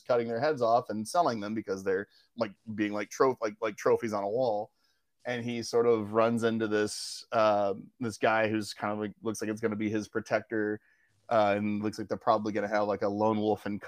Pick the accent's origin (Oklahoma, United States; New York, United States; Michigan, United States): Oklahoma, United States; moved away; being from Oklahoma